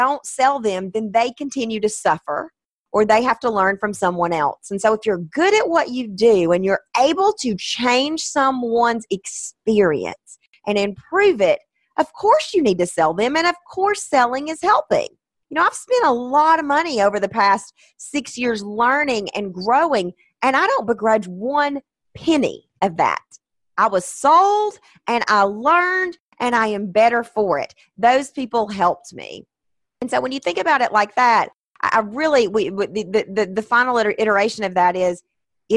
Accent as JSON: {"language": "English", "region": "the South", "country": "United States", "said": "I'm from the South"}